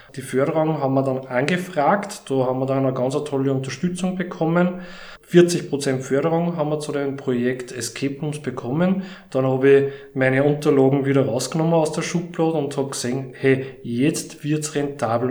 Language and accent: German; Steyr, Upper Austria, Austria; moved away as an adult; now in Mühlviertel, Austria; ich komme ja ursprünglich aus Steyr